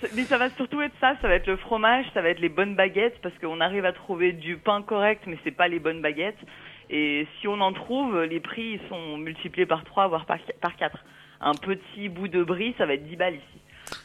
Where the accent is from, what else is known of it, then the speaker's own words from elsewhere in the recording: Paris, Île-de-France, France; moved away as an adult; also born or lived in London / New York; now in Los Angeles, United States; en venant de Paris, en ayant vécu à Londres et à New York